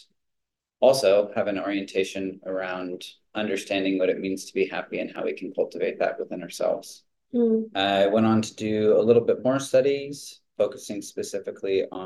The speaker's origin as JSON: {"language": "English", "town": "Ojai", "region": "California", "country": "United States", "also_born_or_lived": "Costa Rica", "said": "I'm from California, Ojai, California, to be specific."}